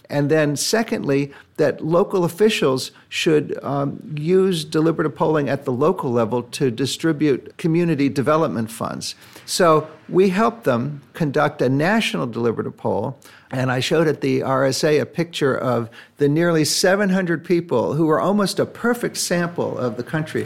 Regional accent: United States; I say that as an American

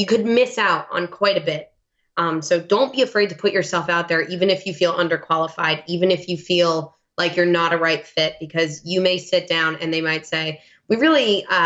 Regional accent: New York, United States; accent: New York; now in New England, United States; I would start talking in my New York accent

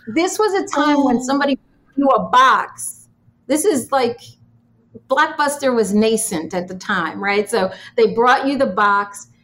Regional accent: New York, United States; growing up in New York, my parents owned a health food store.

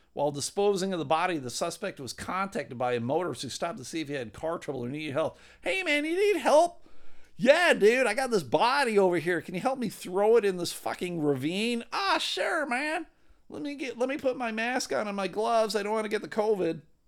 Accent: Clarence, New York, United States; moved away; I grew up in Clarence. pr, you know, fifteen minutes outside of Buffalo

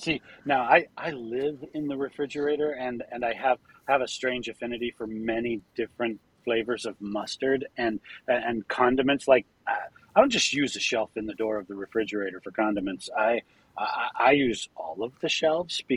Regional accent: Utah, United States; growing up in Utah

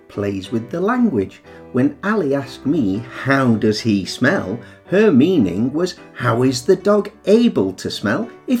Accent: northern England, United Kingdom; accent: northern; with my northern accent, hatch who becomes achoo, which is the sound that we English people make when we sneeze.

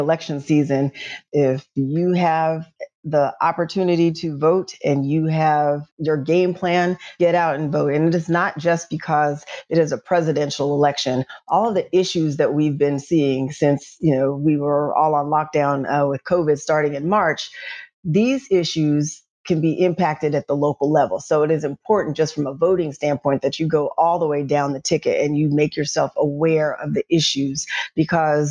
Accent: Nashville, Tennessee, United States; moved away; I'm from Nashville, Tennessee, grew up in North Nashville

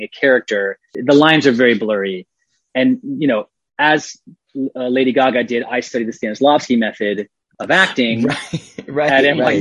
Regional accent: Atlanta, Georgia, United States; I was raised in Atlanta in a very polite, you know, mannered family.

